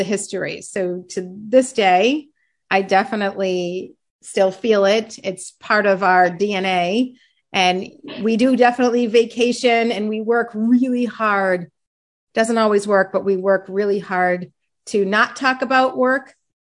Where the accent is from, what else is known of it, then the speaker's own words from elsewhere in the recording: Massachusetts, United States; I'm from Massachusetts originally.